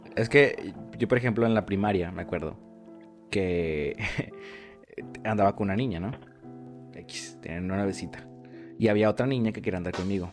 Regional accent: Monterrey, Nuevo León, Mexico; Monterrey nací en La Conchita

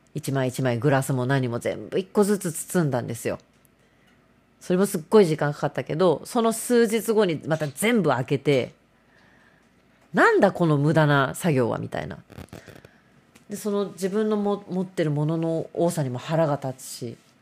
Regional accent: Kanto, Japan; 私たち関東人は雪に弱いですから

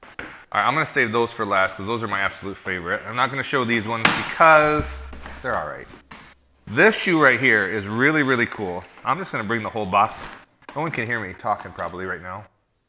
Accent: Michigan, United States; my home state, Michigan, Detroit.

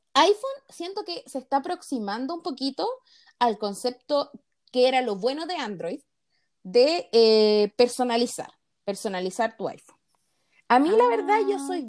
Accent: Chile; nosotros somos chilenas

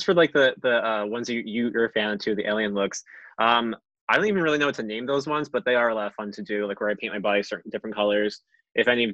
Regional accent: New Jersey, United States; Growing up where I grew up in New Jersey, I live in a very small rural town

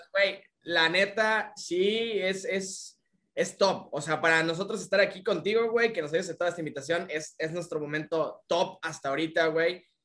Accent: Tabasco, Mexico; now in Yucatán, Mexico; vivimos aquí en Yucatán, güey. De que yo soy tabasqueño

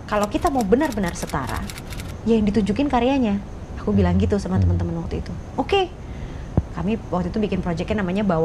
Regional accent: Java, Indonesia; Karena kita orang Jawa gitu, kita orang orang orang Jawa yang memakai

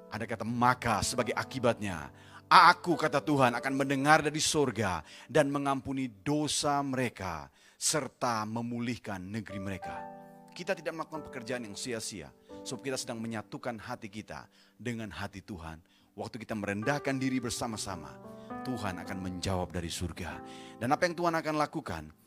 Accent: Indonesia; negeri kami Indonesia

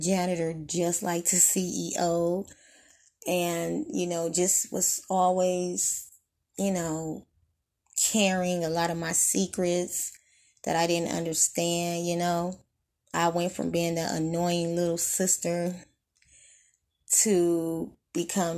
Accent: Detroit, Michigan, United States; we are from Detroit, born and raised

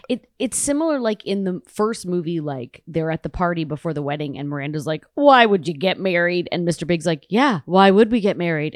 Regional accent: Toronto, Ontario, Canada; now in United States; I'm from Toronto

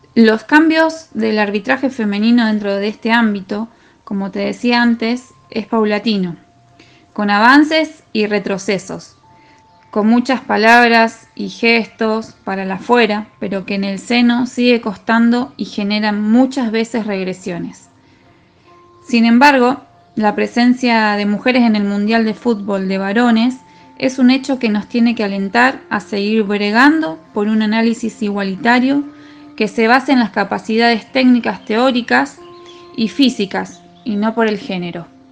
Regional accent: Rosario, Santa Fe, Argentina; soy de Rosario Santa Fe

